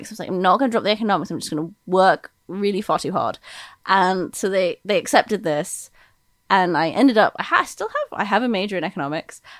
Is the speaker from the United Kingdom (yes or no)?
yes; United Kingdom; accent: American; also born or lived in United States; I confusingly for listeners, I grew up in Britain.